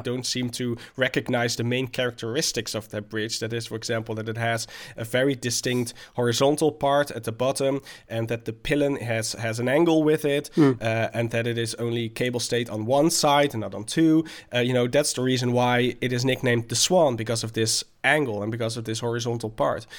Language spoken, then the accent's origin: English; Delft, South Holland, Netherlands; comes from my hometown of Delft